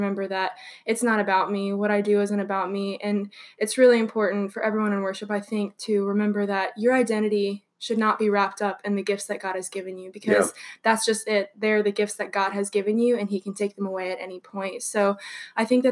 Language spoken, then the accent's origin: English; Cincinnati, Ohio, United States; moved away as an adult; I'm originally from Cincinnati